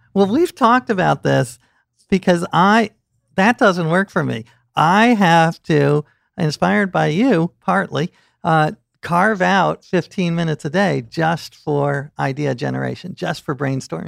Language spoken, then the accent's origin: English; New York City, New York, United States; I grew up in New York City